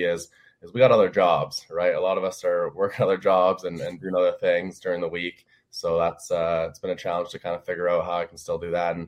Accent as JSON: {"language": "English", "town": "Vancouver", "region": "British Columbia", "country": "Canada", "tie": "born or raised there", "moved": "as an adult", "lives_now": "Philadelphia, United States", "said": "Vancouver's my hometown."}